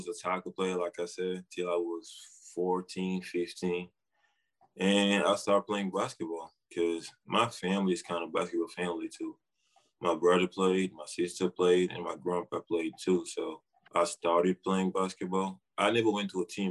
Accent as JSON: {"language": "English", "country": "Senegal", "moved": "yes", "lives_now": "United States", "said": "I'm from Senegal, West Africa. I got here 2 years ago"}